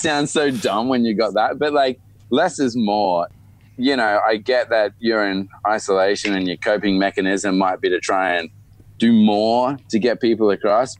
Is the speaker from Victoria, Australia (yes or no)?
no; Sydney, New South Wales, Australia; my dad moved over to start his church in Sydney, where I was born